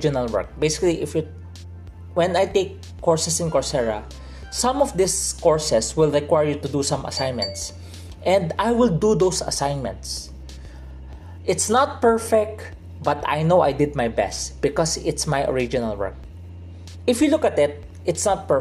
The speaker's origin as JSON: {"language": "English", "country": "Philippines", "said": "I'm from the Philippines"}